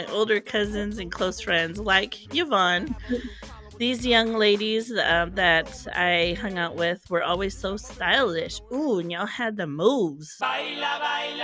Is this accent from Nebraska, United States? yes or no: yes; South Side, Nebraska, United States; first language English; We are from the South Side, which is a very highly Latino immigrant population